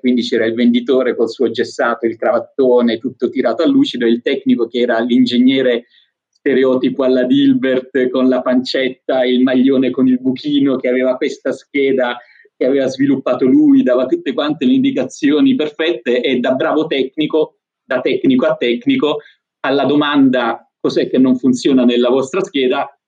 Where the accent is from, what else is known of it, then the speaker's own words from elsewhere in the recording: Apulia, Italy; moved away as an adult; also born or lived in Rome / Belgium; sono pugliese e avevo deciso di, di andare a vivere a Roma